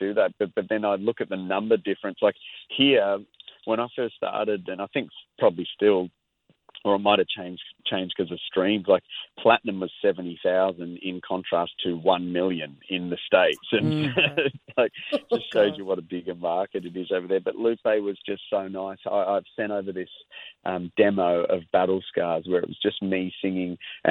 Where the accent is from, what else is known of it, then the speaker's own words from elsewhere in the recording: Australia; as an Aussie artist